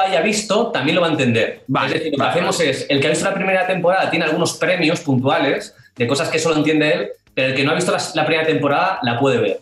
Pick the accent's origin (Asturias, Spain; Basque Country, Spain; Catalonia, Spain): Basque Country, Spain; Irún; Yo soy de Irún